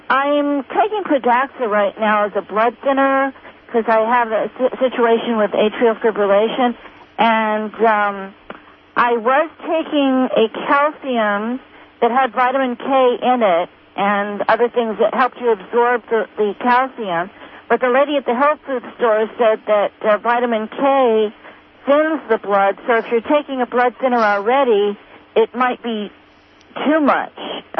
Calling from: California, United States; Yes, I'm from Sourceville here in Southern Humboldt.

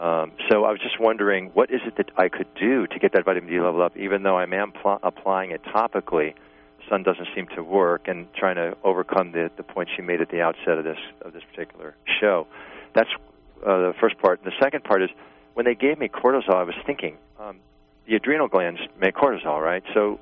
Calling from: New York, United States; I'm from New York.

